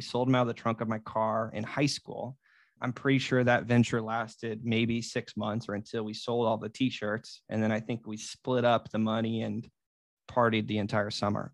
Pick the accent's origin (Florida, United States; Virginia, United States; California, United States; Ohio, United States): Florida, United States; Merida; moved away; Merida, Florida, which is my hometown